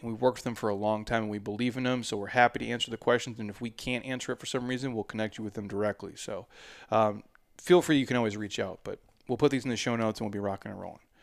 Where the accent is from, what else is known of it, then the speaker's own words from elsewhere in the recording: Minnesota, United States; now in Arizona, United States; I grew up in Minnesota